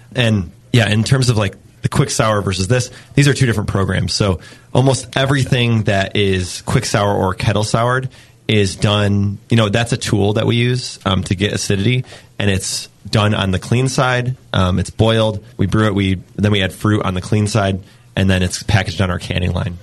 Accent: New York, United States; now in San Diego, United States; I'm from New York

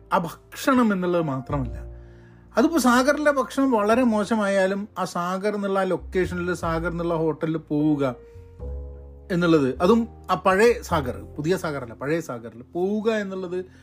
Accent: Kozhikode, Kerala, India; moved away as an adult; also born or lived in Thrissur / Iran / Dubai / Bangalore; കോഴിക്കോട് ആണ് ഞാൻ ഇനീഷ്യൽ വളർന്നത്

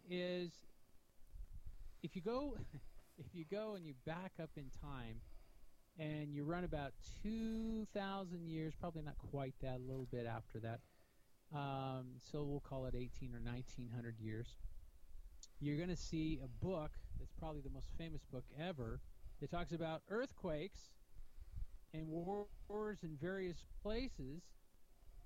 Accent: United States; I'm from America

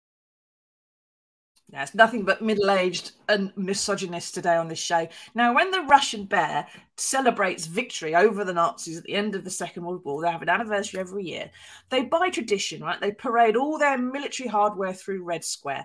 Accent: United Kingdom; as a Brit

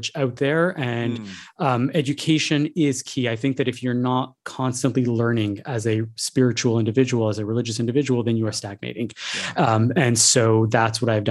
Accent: Montreal, Quebec, Canada; I grew up in Montreal

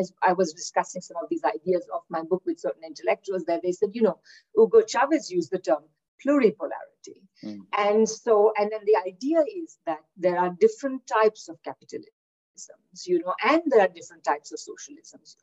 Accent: India; moved away as an adult; also born or lived in Kingston, Ontario, Canada / Victoria, Canada; now in Manitoba, Canada; I'm originally from India, where I did my undergraduate

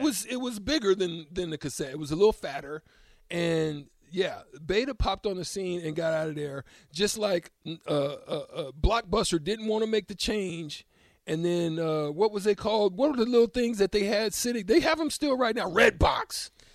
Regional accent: Georgia, United States; also born or lived in Auburn, Alabama; Growing up in Georgia

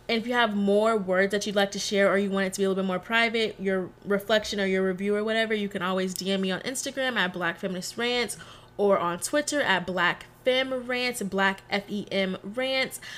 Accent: Texas, United States; also born or lived in New Orleans; I'm from Texas. I rep Texas to the day I die. Very much a Texas girl through and through

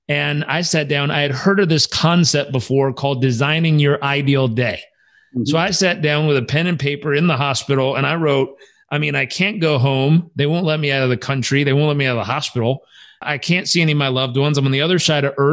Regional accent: Southern California, United States; also born or lived in San Diego / Uganda; I grew up in Southern California

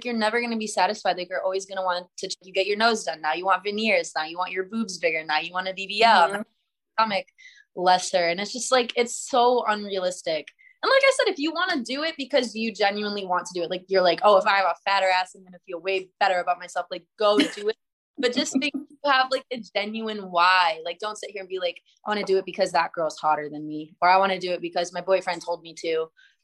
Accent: Michigan, United States; moved away; I grew up in Michigan

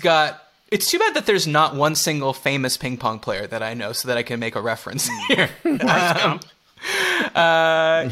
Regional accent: Canada; We're both Canadian

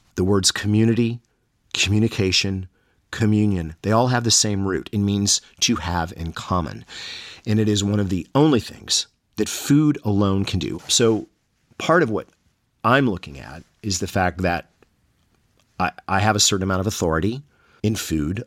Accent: the South, United States; I'm from the South

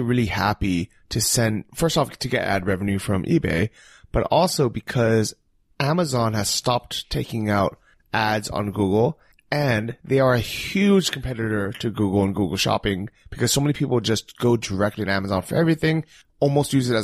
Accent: United States; as an American

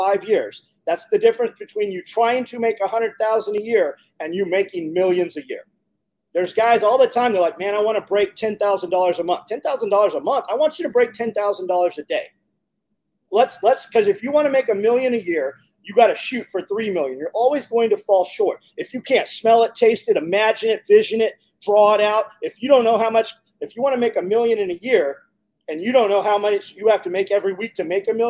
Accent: California, United States; moved away; We came from California 15 years ago.

